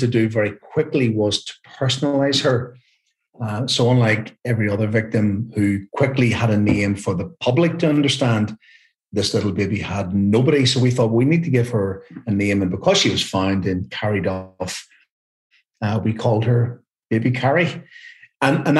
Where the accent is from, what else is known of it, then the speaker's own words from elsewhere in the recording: Carryduff, Northern Ireland, United Kingdom; it was my hometown when I grew up. So actually, I used to play football and mess around in the same fields